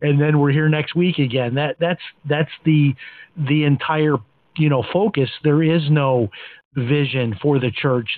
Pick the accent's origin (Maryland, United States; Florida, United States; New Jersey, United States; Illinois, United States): Illinois, United States; Chicago; when I talk with my kids about, you know, growing up in Chicago, having maybe four channels on a good clear day on TV